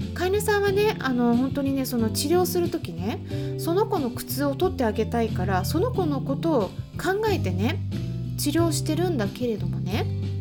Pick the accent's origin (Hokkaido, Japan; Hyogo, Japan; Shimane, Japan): Hokkaido, Japan; now in United Kingdom; 私は北海道生まれなんで